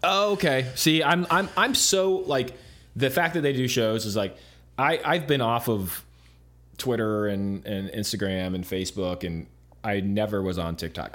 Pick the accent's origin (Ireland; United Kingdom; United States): United States; Arizona; moved away as an adult; also born or lived in Los Angeles, United States; I grew up in Arizona